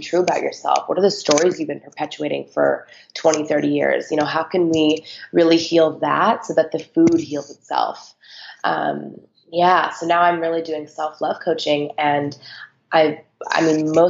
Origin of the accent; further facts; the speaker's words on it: Phelan, California, United States; now in Los Angeles, United States; I actually grew up in a tiny little desert town